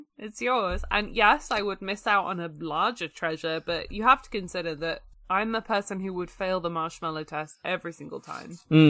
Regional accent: England, United Kingdom; I was born in England and raised in England.

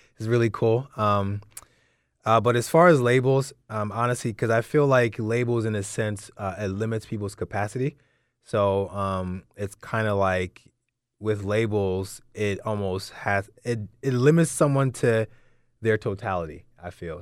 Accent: London, United Kingdom; coming from a Nigerian background, so I was born in London

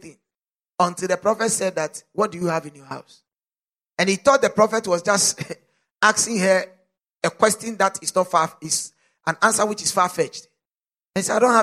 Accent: South Africa; As a South African

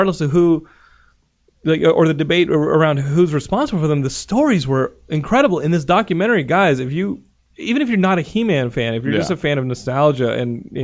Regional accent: Austin, Texas, United States; moved away; It's my hometown

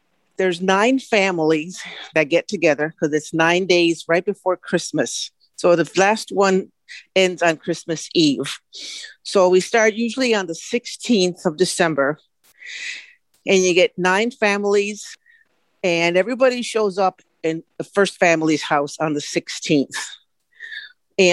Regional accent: Chicago, Illinois, United States; I was born in Chicago, Illinois, but my heritage goes back to Mexico

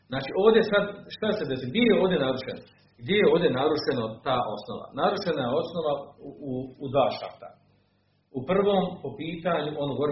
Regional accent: Bosnia & Herzegovina; u našim kraju, u Bosni i Hercegovini

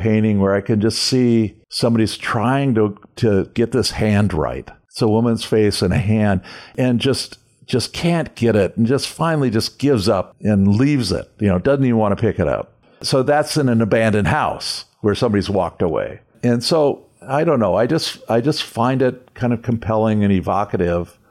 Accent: Calabasas, California, United States; born or raised there; also born or lived in Santa Monica, California / Venice, California

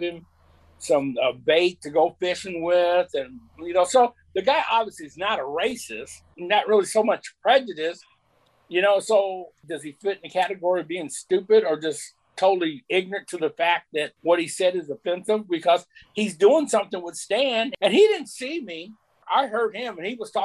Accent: Lafayette, United States; growing up in Lafayette

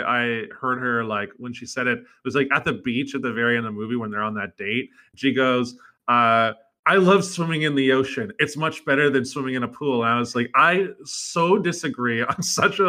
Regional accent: British Columbia, Canada; I'm being from BC.

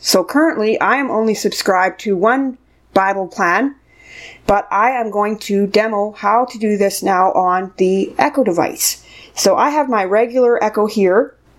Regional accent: Canada; I'm from Canada

